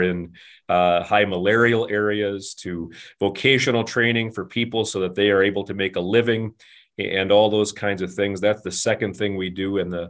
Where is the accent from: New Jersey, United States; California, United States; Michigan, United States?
Michigan, United States; Flint; So I'm a Michigan boy. I grew up just outside of Flint, Michigan, where my dad was an auto worker.